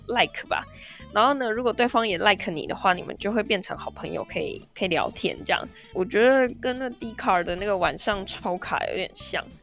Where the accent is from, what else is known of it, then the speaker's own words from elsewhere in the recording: Taipei, Taiwan; 我们台北人